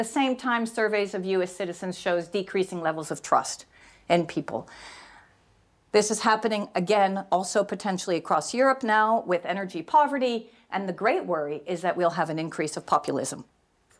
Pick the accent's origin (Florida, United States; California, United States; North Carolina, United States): California, United States; Silicon Valley; I grew up in Silicon Valley